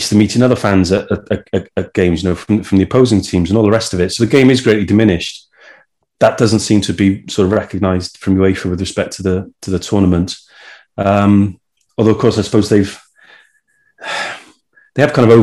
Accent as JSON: {"language": "English", "region": "Wales", "country": "United Kingdom"}